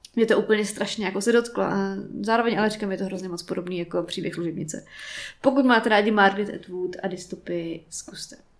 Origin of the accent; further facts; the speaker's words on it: Prague, Czechia; jsem Pražák, bohemista